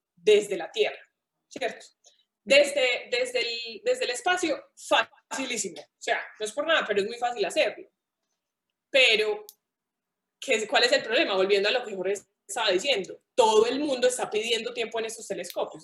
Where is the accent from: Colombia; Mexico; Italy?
Colombia; Paisa, Antioquia; como buena paisa